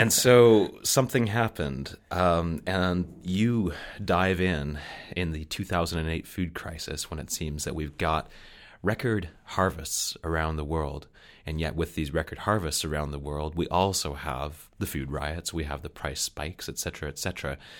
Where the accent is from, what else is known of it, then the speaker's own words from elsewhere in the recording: Canada; I'm a Canadian